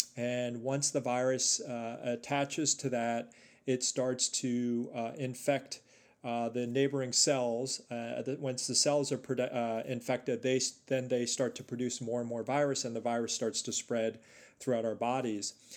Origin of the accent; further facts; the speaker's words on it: New York City, New York, United States; moved away as an adult; also born or lived in northern New Jersey / Chicago; I was born and raised in New York City